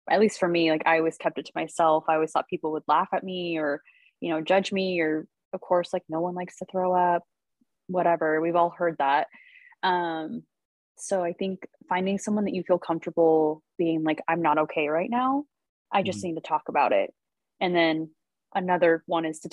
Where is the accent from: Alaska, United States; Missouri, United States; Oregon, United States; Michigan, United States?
Oregon, United States; Salem; my hometown. So I'm from Salem